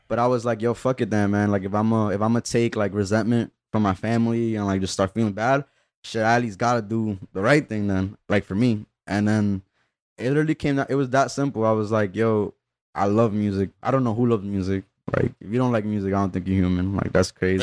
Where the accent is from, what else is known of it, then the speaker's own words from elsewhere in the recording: Union City, New Jersey, United States; also born or lived in Peru / Weehawken; I grew up in, like, Union City for when it mattered, though. Like, I, I kinda, like, spent some of my early years in Peru